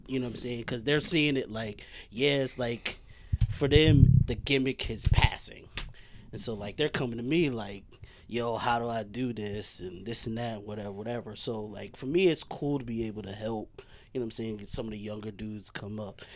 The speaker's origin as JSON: {"language": "English", "town": "Franklin", "region": "New Jersey", "country": "United States", "said": "I'm actually from Franklin. um, not from New Brunswick"}